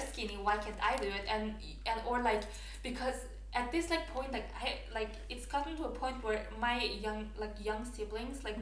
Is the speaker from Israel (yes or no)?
no; Norway; English is a second language; also born or lived in Afghanistan; I've grown up here, but I wasn't born here either.